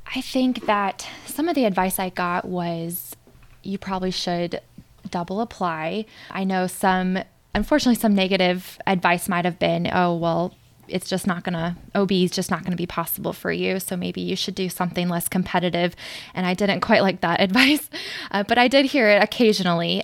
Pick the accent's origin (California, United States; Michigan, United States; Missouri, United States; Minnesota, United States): Missouri, United States; St. Louis; moved away as an adult; also born or lived in Joplin, Missouri; now in New York, United States; I grew up in St. Louis, but I went to medical school in Joplin, Missouri